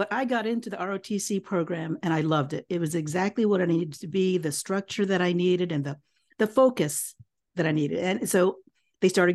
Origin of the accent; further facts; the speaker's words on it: Kansas, United States; moved away as an adult; now in Hawaii, United States; I am a Filipino, born and raised in the Midwest in Kansas